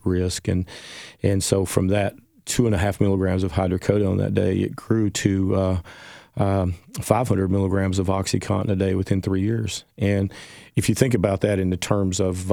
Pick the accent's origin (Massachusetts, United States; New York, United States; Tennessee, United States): Tennessee, United States; Jonesborough; also born or lived in Johnson City, Tennessee; I was in East Tennessee at the time, my hometown of Jonesboro in Johnson City